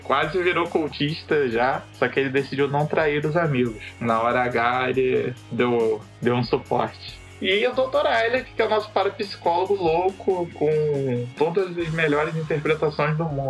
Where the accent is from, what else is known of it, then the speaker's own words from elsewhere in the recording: Angra dos Reis, Rio de Janeiro, Brazil; moved away; originalmente sou de Angra, sou um rapaz do interior